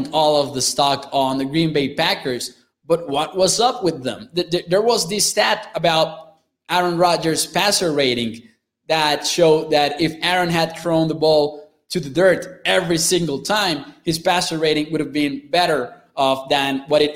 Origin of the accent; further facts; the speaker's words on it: Chihuahua, Mexico; English is a second language; I'm from the northern area in Mexico. I'm from Chihuahua, Chihuahua, which is about a four-hour drive away from El Paso, Texas